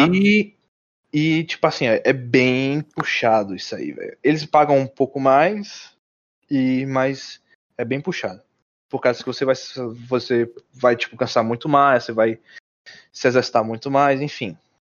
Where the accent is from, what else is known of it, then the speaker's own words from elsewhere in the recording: Brazil; moved away as an adult; also born or lived in Mount Vernon, New York, United States; E eu, como brasileiro